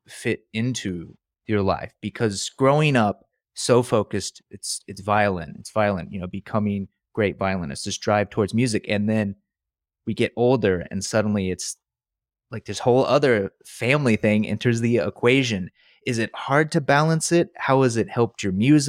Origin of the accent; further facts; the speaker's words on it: North Carolina, United States; I'm from North Carolina.